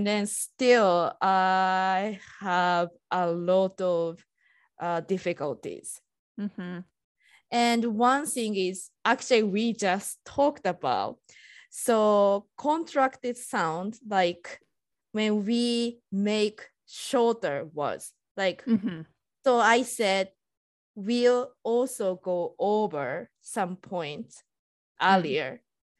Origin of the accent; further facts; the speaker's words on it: Japan; English is a second language; now in United States; I'm Japanese and I'm living in US.